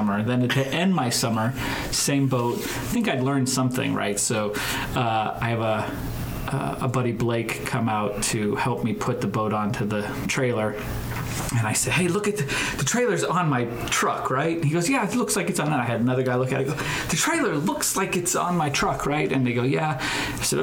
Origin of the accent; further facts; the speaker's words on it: Helena, Montana, United States; moved away as an adult; now in Omaha, United States; I'm from Montana, so I grew up outdoors and with boating and all this stuff.